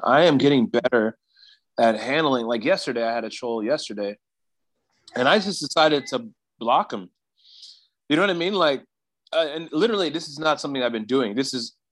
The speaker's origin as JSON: {"language": "English", "region": "South Carolina", "country": "United States", "tie": "born or raised there", "moved": "yes", "lives_now": "California, United States", "said": "South Carolina is where I'm from originally"}